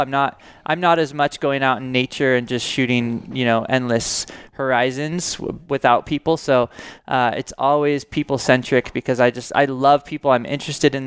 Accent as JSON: {"language": "English", "town": "Paso Robles", "region": "California", "country": "United States", "tie": "born or raised there", "said": "I grew up in Paso"}